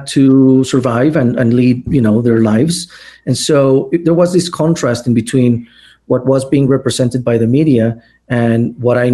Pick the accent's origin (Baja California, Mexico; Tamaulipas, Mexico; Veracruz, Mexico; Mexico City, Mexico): Mexico City, Mexico; also born or lived in Ciudad Juárez, Mexico; I have never lived in Juarez. My father is from there, and so he wanted me to be born there, and so I was born in Juarez. But I always lived in Mexico City